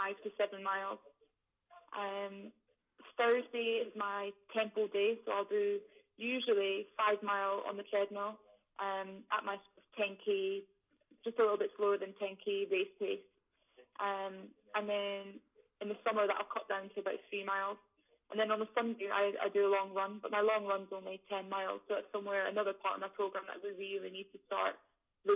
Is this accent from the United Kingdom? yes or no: yes; Scotland, United Kingdom; we're all Scottish, we're from the same place